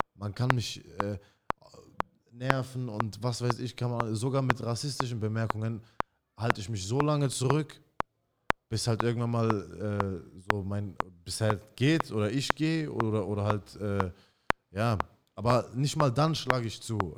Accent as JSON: {"language": "German", "town": "Mannheim", "region": "Baden-Württemberg", "country": "Germany", "tie": "born or raised there", "also_born_or_lived": "Iraq", "said": "ich bin in äh, Neckarstadt in Mannheim groß geworden"}